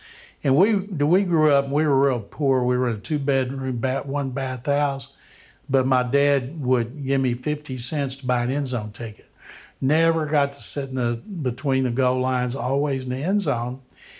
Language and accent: English; Waco, Texas, United States; I grew up in Waco